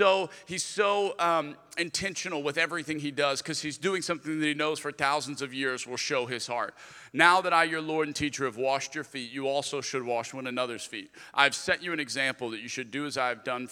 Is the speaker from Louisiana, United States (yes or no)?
yes; Lafayette, Louisiana, United States; moved away as an adult; also born or lived in Birmingham; I'm originally from Lafayette, Louisiana, so that was the first church that I was